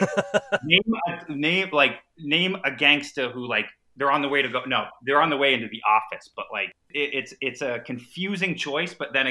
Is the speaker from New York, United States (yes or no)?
no; Boston, Massachusetts, United States; I'm from Boston, kid.